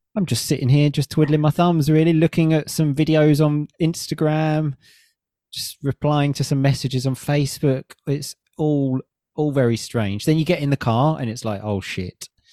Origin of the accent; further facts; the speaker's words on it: Chelmsford, East of England, United Kingdom; in my hometown